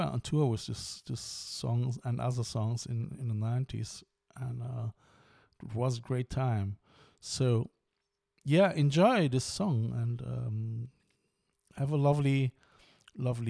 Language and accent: English; Cologne, North Rhine-Westphalia, Germany; now in Ireland; It is a local area in Cologne, and where I'm coming from.